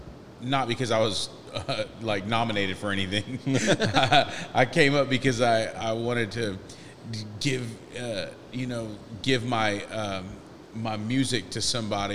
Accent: Texas, United States; now in Spring Hill, United States; I was raised in Texas. I love Texas. I've been in Spring Hill 20 years now, but I was raised in Texas

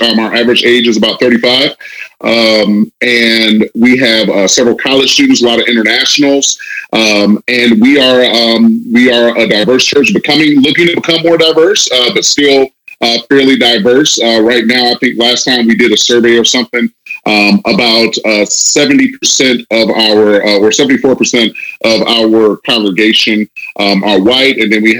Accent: Detroit, Michigan, United States; moved away as an adult; now in St. Louis, United States; I'm from Detroit, native of Detroit, Michigan, and I came to St. Louis to attend Covenant Theological Seminary.

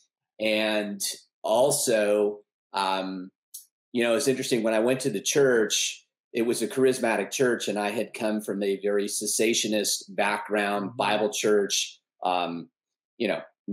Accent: Newport Beach, California, United States; I'm originally from Newport Beach, California, born and raised

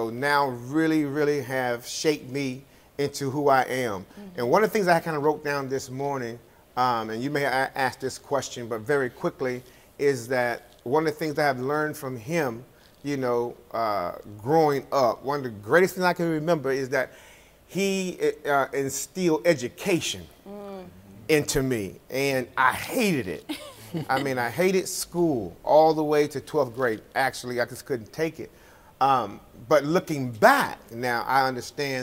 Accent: Jacksonville, North Carolina, United States; I was born in Jacksonville, North Carolina in 1962.

